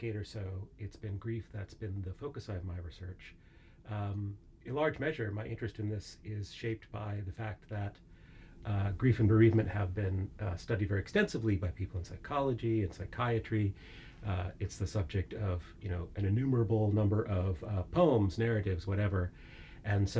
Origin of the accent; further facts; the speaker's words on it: United States; moved away as an adult; also born or lived in Southern California; now in Edinburgh, United Kingdom; as my accent betokens, I'm from the very far west of Scotland, the United States, in fact